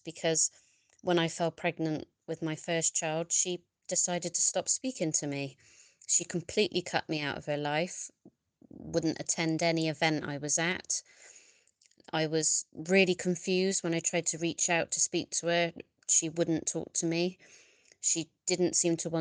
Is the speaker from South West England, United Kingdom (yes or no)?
yes; Bristol, South West England, United Kingdom; I'm from Bristol.